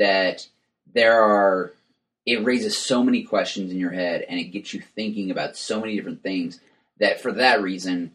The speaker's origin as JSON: {"language": "English", "region": "West Texas", "country": "United States", "tie": "born or raised there", "said": "I grew up in West Texas"}